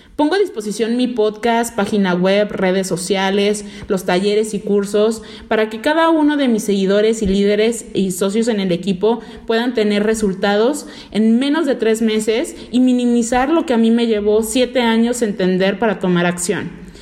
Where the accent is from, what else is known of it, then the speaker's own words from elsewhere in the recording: Veracruz, Mexico; yo nací en el puerto de Veracruz, México. Soy jarocha de corazón